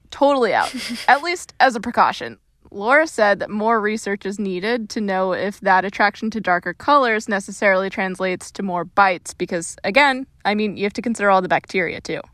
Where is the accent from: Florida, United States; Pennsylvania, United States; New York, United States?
Florida, United States; being born and raised in Florida